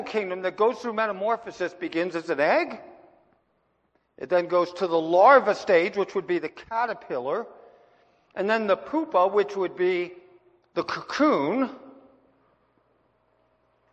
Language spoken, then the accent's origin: English; Pennsylvania, United States; now in Wyoming, United States; when I was a kid growing up in Pennsylvania